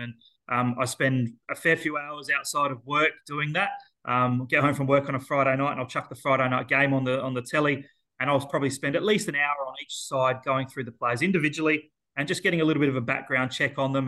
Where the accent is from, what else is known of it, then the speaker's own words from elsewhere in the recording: Elizabeth, South Australia, Australia; Being born and bred in Elizabeth